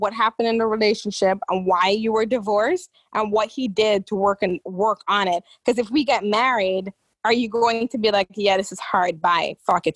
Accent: Jamaica; moved away as an adult; now in Florida, United States; all my past is in Jamaica. Remember, I'm an immigrant recent.

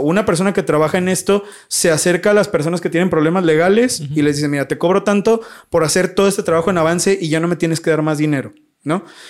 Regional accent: Mexico; yo soy de México

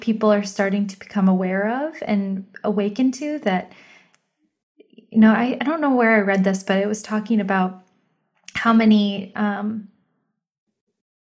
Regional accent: United States; we're American because we were born here

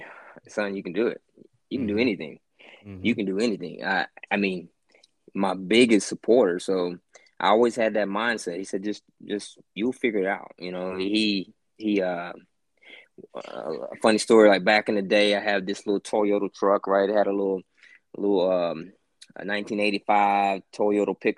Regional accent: Petal, Mississippi, United States; also born or lived in Meridian, Mississippi / Richland, Mississippi; we got to Petal, Mississippi. It's near Hattiesburg. That's where I did all of my grade school from first grade all the way through high school

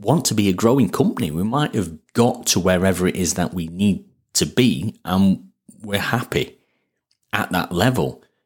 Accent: Sheffield, Yorkshire and the Humber, United Kingdom; accent: Sheffield; it's my Sheffield accent

